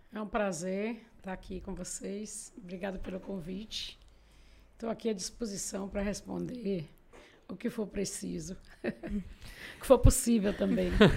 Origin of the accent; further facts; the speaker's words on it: Castro Alves, Bahia, Brazil; moved away as an adult; now in Feira de Santana, Brazil; eu vim para Feira de Santana com 18 anos. Eu sou castrovense.